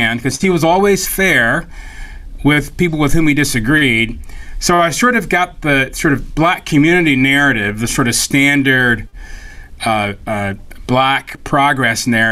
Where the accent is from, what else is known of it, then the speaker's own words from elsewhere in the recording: Atlanta, Georgia, United States; moved away; I was raised in Atlanta, and I am from the sort of bougie blue blood Atlanta Black folk